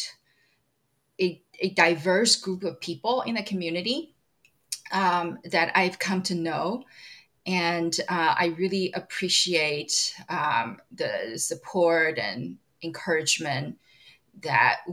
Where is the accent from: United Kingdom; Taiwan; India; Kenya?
Taiwan; now in United States; I'm from Taiwan originally. I still have citizenship there